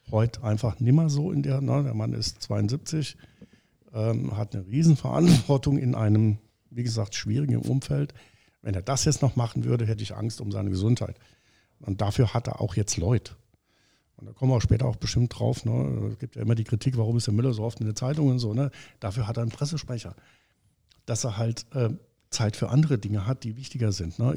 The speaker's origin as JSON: {"language": "German", "region": "Hamburg", "country": "Germany", "lives_now": "Saarbrücken, Germany", "said": "ich als Hamburger, so, das war ich auch. Ne? Bin jetzt in Saarbrücken, mir geht es ganz gut."}